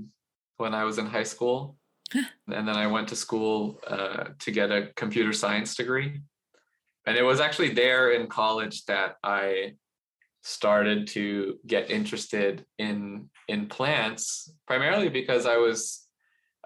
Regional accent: Los Angeles, California, United States; I was born in Los Angeles, in the suburb of Los Angeles, heavily Asian American suburb of Los Angeles. And I grew up in a very, I don't know what you might describe as like a safe and very insulated community

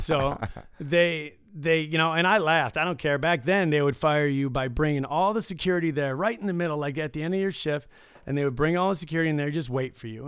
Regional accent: Detroit, Michigan, United States; now in Las Vegas, United States; I grew up in Detroit

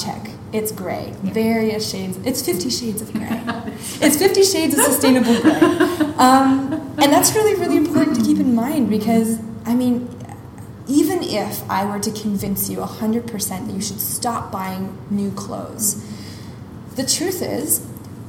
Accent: Montreal, Quebec, Canada; moved away as an adult; now in Singapore; my hometown of Montreal

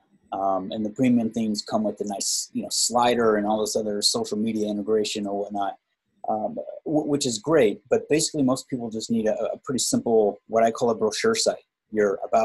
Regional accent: Indiana, United States; moved away as an adult; now in Phoenix, United States; I'm originally from Indiana, and I've been out here in Phoenix for about 12 years.

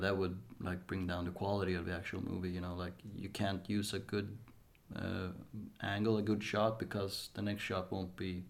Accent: northern Småland, Sweden; Yeah, I'm from Småland, so from the north

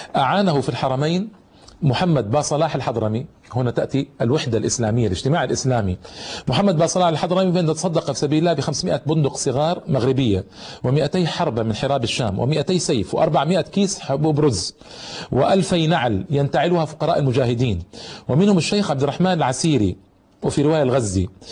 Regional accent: Egypt; عندنا في مصر

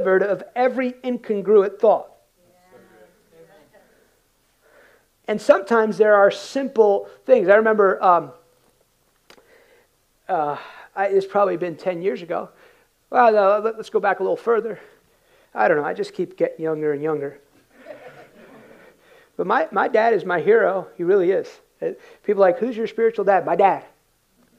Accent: United States; I came in culturally as an American, worked hard. My dad came to this country in 1969

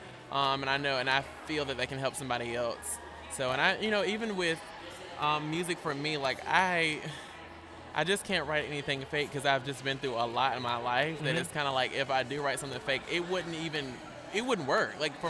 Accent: Greensboro, North Carolina, United States; also born or lived in Mississippi / Alabama; I can truly say I am from North Carolina because I was like 8 when we moved.

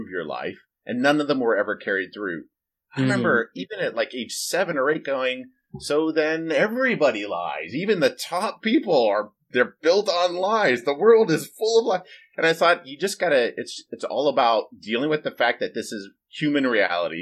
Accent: United States; I grew up in America

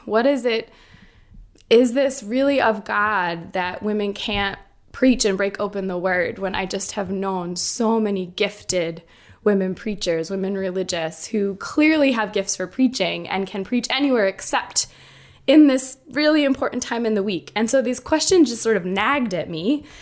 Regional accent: Boston, Massachusetts, United States; I grew up, um, I grew up in Boston

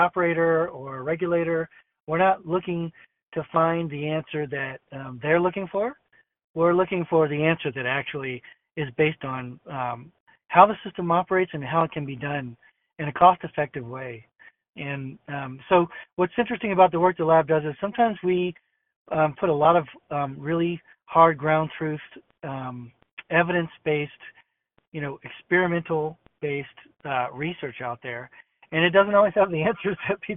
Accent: Austin, Texas, United States; moved away; my hometown in Austin. You know, that's my hometown.

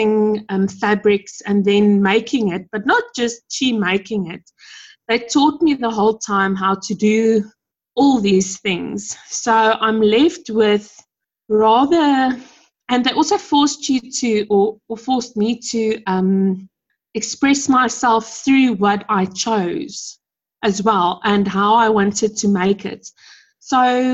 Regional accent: Pretoria, Gauteng, South Africa; I come from Pretoria. I've lived and stayed here my entire life.

